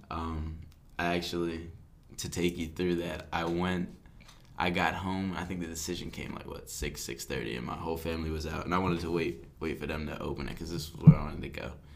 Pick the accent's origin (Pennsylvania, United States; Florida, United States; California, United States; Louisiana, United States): Pennsylvania, United States; Philadelphia; I'm from Philly